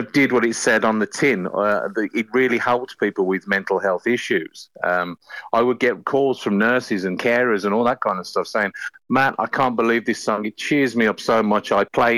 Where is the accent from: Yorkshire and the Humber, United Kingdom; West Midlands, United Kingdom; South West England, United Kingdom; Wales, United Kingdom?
West Midlands, United Kingdom; Birmingham; accent: Brummie; I am a Brummie.